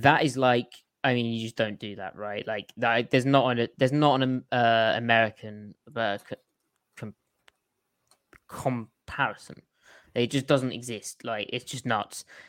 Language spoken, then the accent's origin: English; United Kingdom; moved away; being British